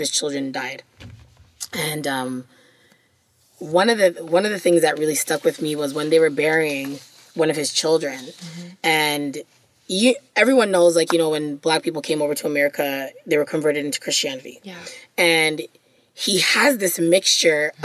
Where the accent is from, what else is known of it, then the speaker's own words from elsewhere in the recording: Jamaica; As a Jamaican person